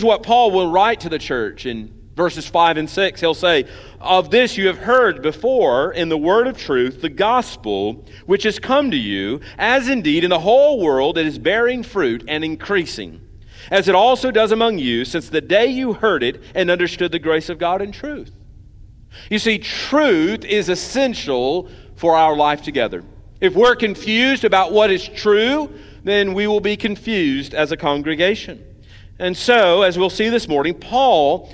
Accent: United States; as Americans

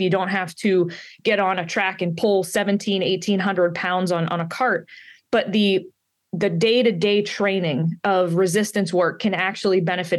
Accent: Pittsburgh, Pennsylvania, United States; also born or lived in down south; now in Maine, United States; I'm from Pittsburgh, Pennsylvania in the United States, so I'm not local to Maine

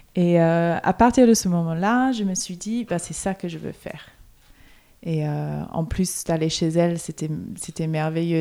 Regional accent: Melbourne, Victoria, Australia; born or raised there; moved away

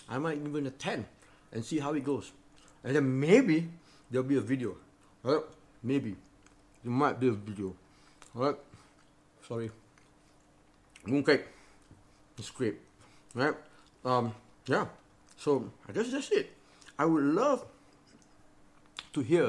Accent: Malaysia; I'm a Malaysian

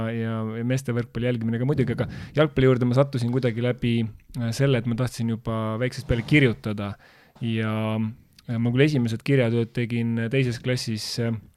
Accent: Tartu, Tartu County, Estonia; Tartu, tartlasena

